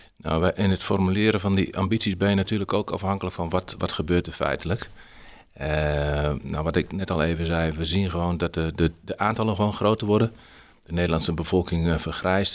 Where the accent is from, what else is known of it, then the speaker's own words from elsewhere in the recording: Heino, Overijssel, Netherlands; Ik ben opgegroeid in Heino